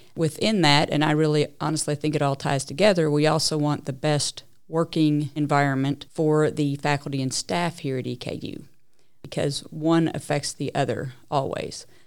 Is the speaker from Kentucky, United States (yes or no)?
yes; Lexington, Kentucky, United States; also born or lived in Tucson, Arizona / Papua New Guinea; now in Richmond, United States; I really grew up most of my life in Lexington, Kentucky